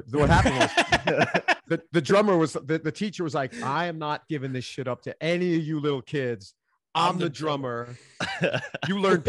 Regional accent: Queens, New York, United States; now in Nashville, United States; Queens, New York, born and raised in Queens, spent my adult life in the East Village of Manhattan. So I'm a New Yorker through and through.

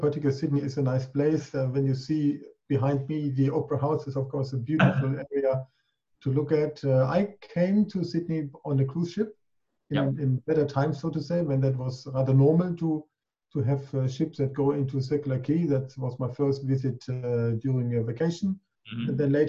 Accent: Zurich, Switzerland; moved away as an adult; also born or lived in Germany / Czech Republic; now in Australia; I moved over from my Swiss home in Zurich.

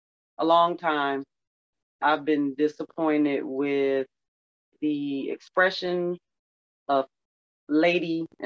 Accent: Detroit, Michigan, United States; I'm from Detroit

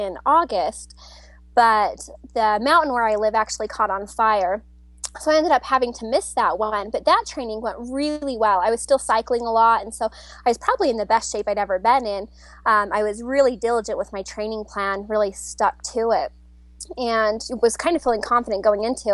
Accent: Utah, United States; I'm from Utah, in a small town kind of by Park City

